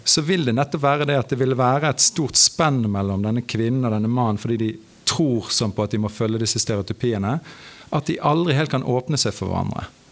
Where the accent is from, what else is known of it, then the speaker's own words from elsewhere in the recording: Norway; Jeg som nordmann